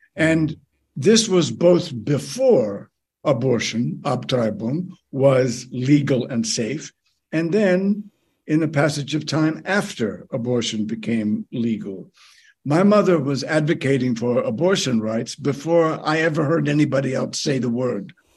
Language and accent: English; United States; moved away as an adult; now in Canada; my birth country